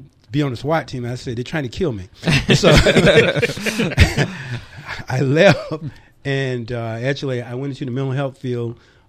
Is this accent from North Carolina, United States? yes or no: yes; Bunnlevel, North Carolina, United States; also born or lived in Linden, North Carolina; now in Fayetteville, United States; I was born in Harnett County. Okay. In a little community over there called Bun Level.